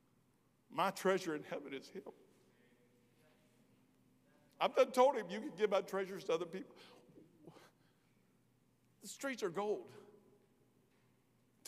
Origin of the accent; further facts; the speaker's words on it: Kentucky, United States; I'm from Kentucky.